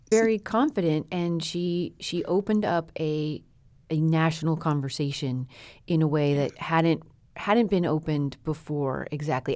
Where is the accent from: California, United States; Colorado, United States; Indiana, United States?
Colorado, United States; growing up in Colorado with a gardening mother